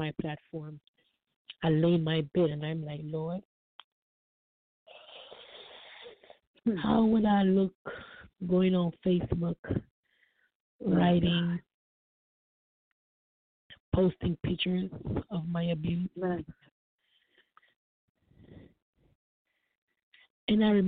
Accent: Florida, United States; I'm from Florida

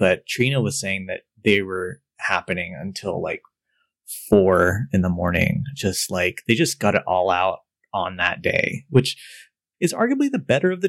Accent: Oklahoma, United States; my youth growing up in Oklahoma

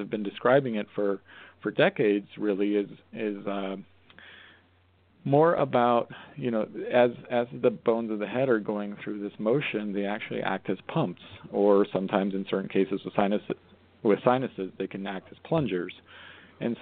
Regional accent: Colorado, United States; moved away; also born or lived in Arizona / Portland, Maine / New York City; I grew up in Colorado, so it's like, you know, I was familiar with different extremes

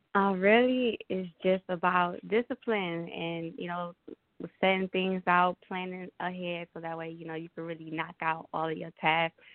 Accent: Detroit, Michigan, United States; I am from Detroit, so you know I grew up in the hood

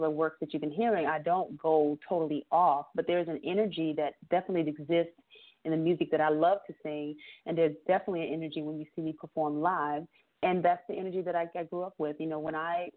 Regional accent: Bluffton, South Carolina, United States; now in Atlanta, United States; I am from Bluffton, South Carolina, but I live in Atlanta

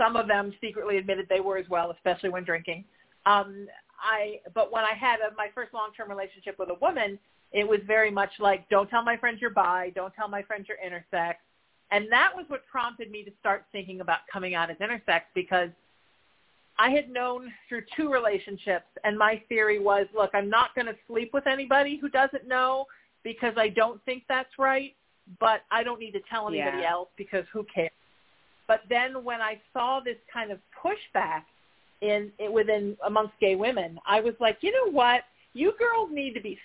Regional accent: Orange County, California, United States; I grew up in Orange County where everything was the devil

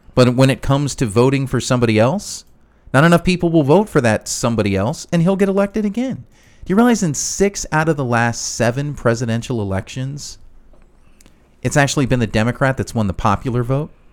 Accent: Chicago, Illinois, United States; I grew up in Chicago

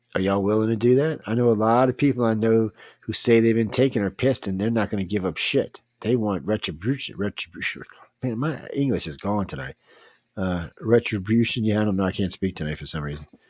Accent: United States; I'm an American

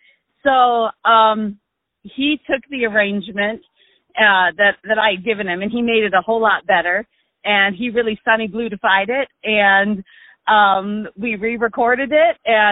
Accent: Arizona, United States; now in Rochester, United States; Well, I live in Rochester, Michigan, and I'm originally from Arizona.

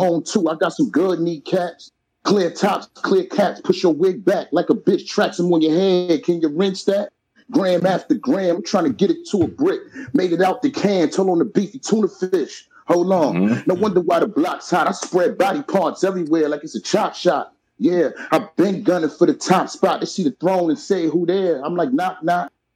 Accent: New York City, New York, United States; also born or lived in Brooklyn; I'm from Soundview

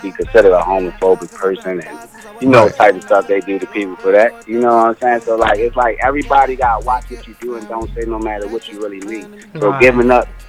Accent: Baltimore, Maryland, United States; I'm from Drew Hill Avenue

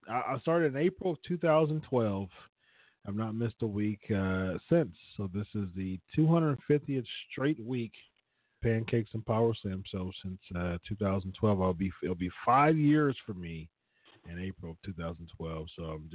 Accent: Columbus, Ohio, United States; I'm born and raised in Columbus

